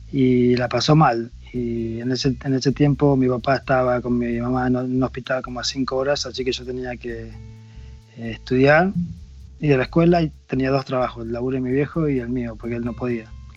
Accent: Choele Choel, Río Negro, Argentina; moved away as an adult; now in United States; mi mamá y mi papá conocieron a una familia eh, de agua que estaban en mi pueblo, en la Patagonia.

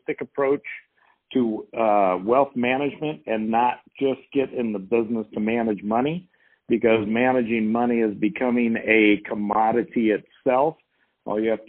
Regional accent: Southern California, United States; I was born and raised in Southern California

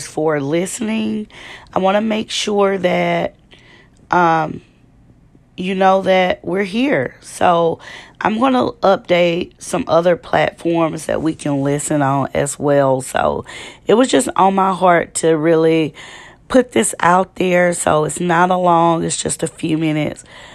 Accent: Shreveport, Louisiana, United States; I'm from Louisiana, Shreveport, Louisiana, to be exact

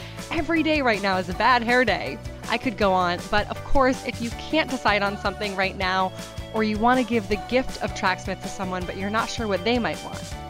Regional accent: New Hampshire, United States; Alice and I grew up together in New Hampshire

